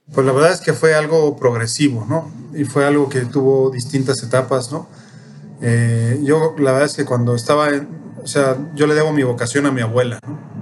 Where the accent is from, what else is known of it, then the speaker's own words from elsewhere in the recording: Mexico City, Mexico; also born or lived in Spain / Peru / Ecuador; Soy chilango